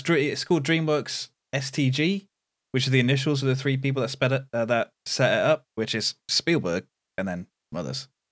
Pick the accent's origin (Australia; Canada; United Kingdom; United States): United Kingdom; being British